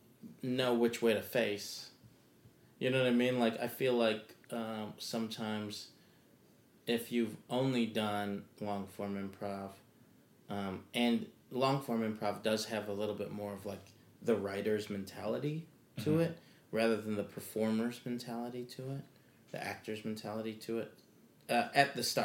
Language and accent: English; Michigan, United States; I'm from Michigan